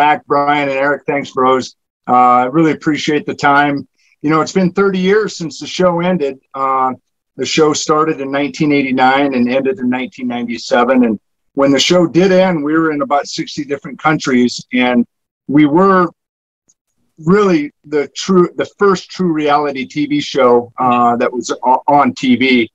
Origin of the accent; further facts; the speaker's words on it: Montana, United States; moved away as an adult; also born or lived in California; So I grew up in Montana. Still consider Montana my home.